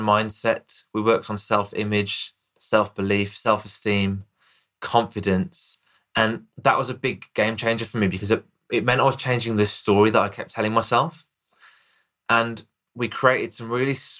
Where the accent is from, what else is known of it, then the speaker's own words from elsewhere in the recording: Birmingham, West Midlands, United Kingdom; accent: Birmingham; here in the UK, I've got a Birmingham accent